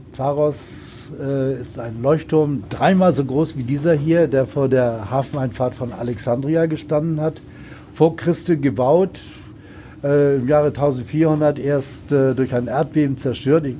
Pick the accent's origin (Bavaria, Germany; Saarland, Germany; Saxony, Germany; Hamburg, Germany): Hamburg, Germany; Ich komme selbst aus Hamburg